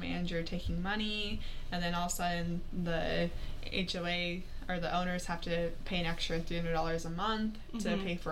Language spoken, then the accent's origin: English; Grants Pass, Oregon, United States; I grew up in the Rogue Valley and grew up in Grants Pass